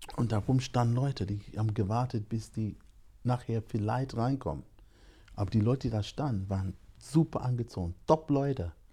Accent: London, United Kingdom; also born or lived in Jamaica (ancestry); now in Germany; Meine Eltern kommen aus Jamaika. Ich bin in London geboren

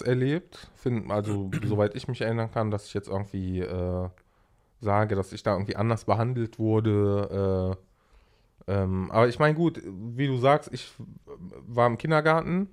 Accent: Germany; also born or lived in Aleppo, Syria; wir sind hier aufgewachsen äh, mit, mit äh, fünf Jahren, sechs Jahren

